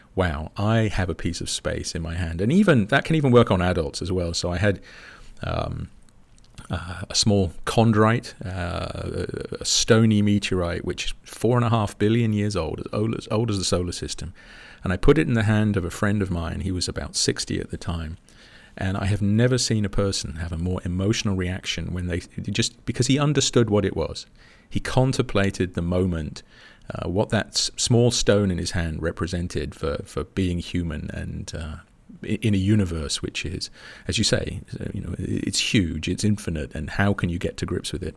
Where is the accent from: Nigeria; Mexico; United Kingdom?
United Kingdom; as a Brit